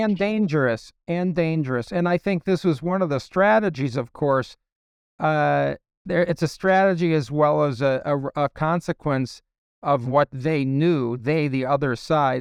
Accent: Chicago, Illinois, United States; I was raised in a very, very Democrat Party home, uh, in Ch, I was from Chicago

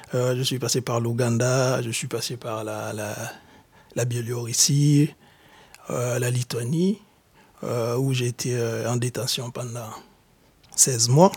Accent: DR Congo; moved away as an adult; also born or lived in Lithuania / Germany; now in France; Je suis de nationalité congolaise. Je viens de la République démocratique du Congo

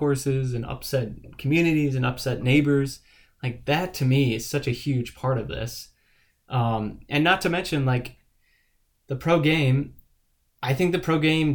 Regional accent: Northeast, United States; I grew up in the Northeast

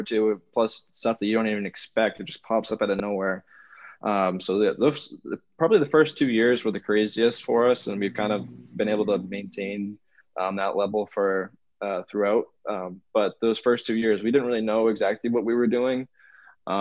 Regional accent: Orrington, Maine, United States; I'm actually from Orrington as well

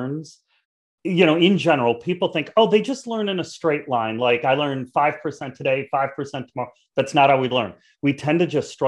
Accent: Chicago, Illinois, United States; I'm from Chicago. In Chicago, we're all about the pizza

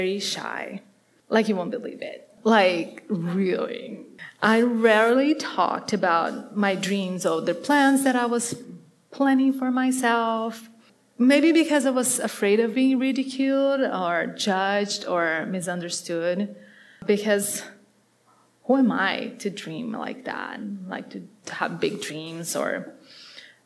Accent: Curitiba, Paraná, Brazil; English is a second language; moved away; I grew up in Brazil in South America, and in a big city. My city today has probably like 2.5 million people, and it's called Curitiba, it's in the south

